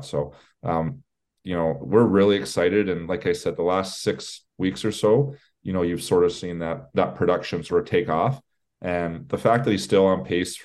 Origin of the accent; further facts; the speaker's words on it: Canada; I'm Canadian